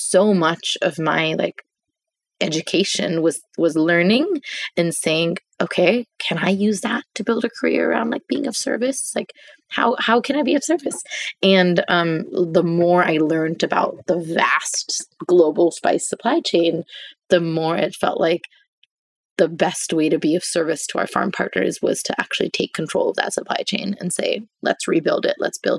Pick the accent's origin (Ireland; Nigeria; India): India; as an Indian